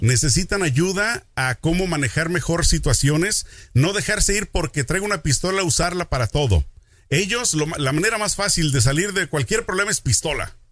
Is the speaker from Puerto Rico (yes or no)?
no; Mexico; a mí como mexicano